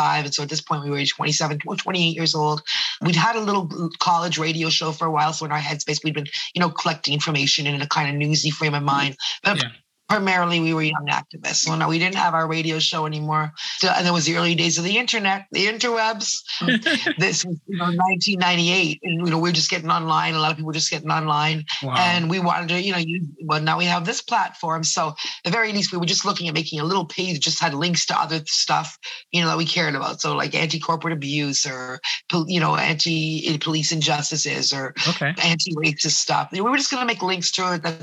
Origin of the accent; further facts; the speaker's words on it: Toronto, Ontario, Canada; also born or lived in Ottawa; I'm a Toronto girl. I was born in Ottawa, which is the capital